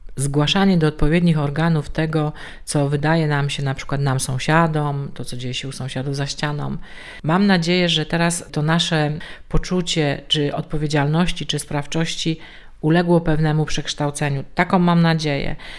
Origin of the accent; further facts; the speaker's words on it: Częstochowa, Silesian Voivodeship, Poland; u nas w Częstochowie